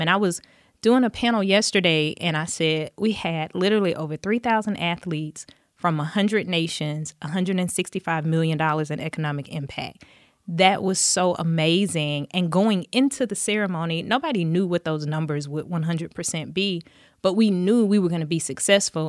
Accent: Dothan, Alabama, United States; I grew up in Dothan, Alabama, um, graduated high school there

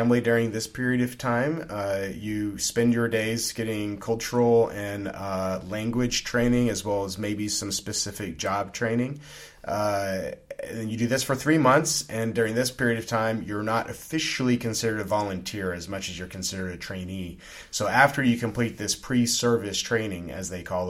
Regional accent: Louisiana, United States; moved away; also born or lived in Kyrgyzstan; Growing up in Louisiana

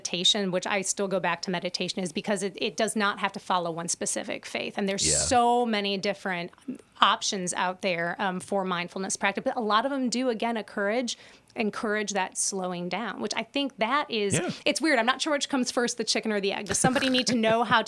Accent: United States; as American, I'm speaking from my American experience

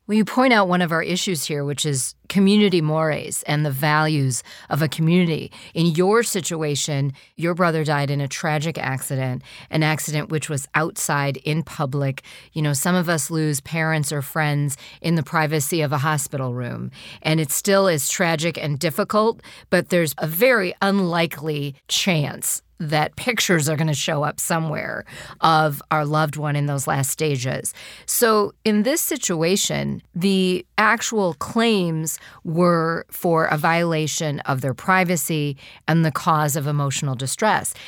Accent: United States; being an American

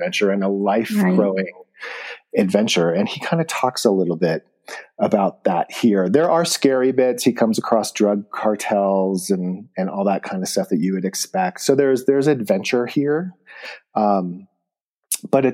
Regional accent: Bishop, California, United States; moved away as an adult; I grew up in Bishop, but I moved very far away from home as a young

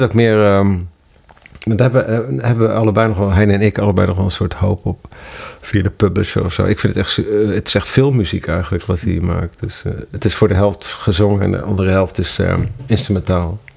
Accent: Ermelo, Gelderland, Netherlands; moved away as an adult; also born or lived in Amsterdam; In dat dorp waar, waar, waar ik vandaan kwam

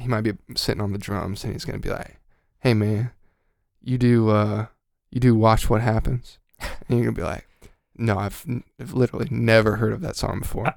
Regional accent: Georgia, United States; moved away; also born or lived in North Texas; I'm from Georgia

